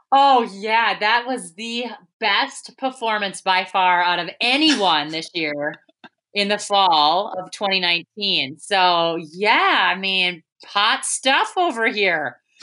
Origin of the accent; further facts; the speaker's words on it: United States; we're American